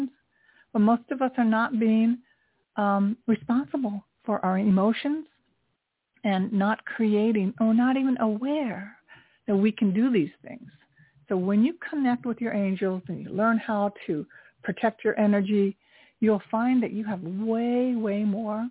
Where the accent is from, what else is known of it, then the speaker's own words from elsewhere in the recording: Tokyo, Japan; now in New York City, United States; I grew up during the Vietnam War in Tokyo. I'm 68 years old. I was a little girl during the Vietnam War in Tokyo experiencing that. And I'm Japanese American